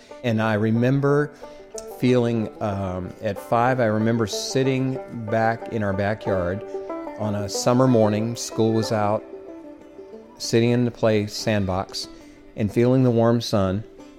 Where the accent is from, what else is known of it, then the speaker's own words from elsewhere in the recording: Omaha, Nebraska, United States; I was raised in Omaha, Nebraska. It was 1959.